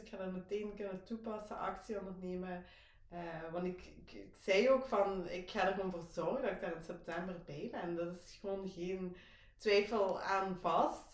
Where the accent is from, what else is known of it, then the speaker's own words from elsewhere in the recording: Belgium; Ik kom, zoals gehoord, waarschijnlijk wel uit België, uit Kinderhooi.